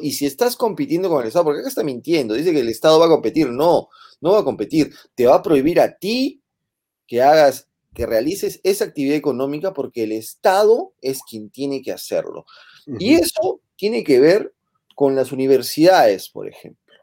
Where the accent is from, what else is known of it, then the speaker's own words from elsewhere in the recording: Peru; En el Perú